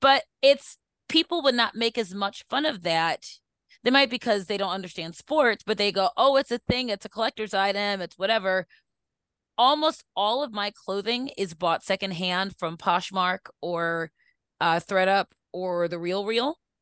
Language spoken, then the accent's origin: English; Baltimore, Maryland, United States; we were raised in Northwoods, so we went to Towson before it was, like, really, really big